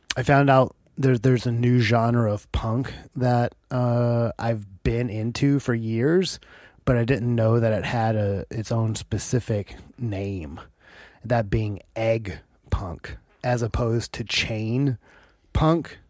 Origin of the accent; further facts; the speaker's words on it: United States; also born or lived in Seattle; Oh, America.